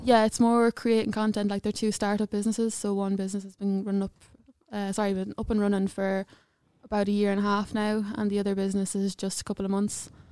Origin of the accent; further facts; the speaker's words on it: Clonbullogue, Leinster, Ireland; I'm from awfully, I'm from a small little village in Clonbellogue, but I went to secondary school in Saint Mary's, Edenderry